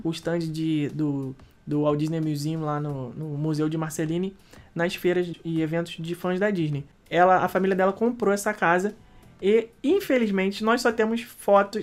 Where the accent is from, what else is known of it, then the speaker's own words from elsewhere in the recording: Rio de Janeiro, Brazil; now in Orlando, United States; eu sou nascido, criado, Rebeca também, no Rio de Janeiro